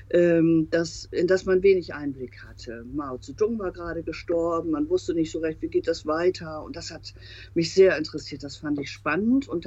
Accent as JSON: {"language": "German", "town": "Emden", "region": "Lower Saxony", "country": "Germany", "tie": "born or raised there", "also_born_or_lived": "Hinte", "said": "ostfriesisches Küstenkind. Ich hänge auch sehr an der Region. Bin auf der Warft in Hinte geboren, also im Landkreis Aurich, aber lebe äh, in Emden, auch heute immer noch in Emden. Äh, bin in Emden zur Schule gegangen"}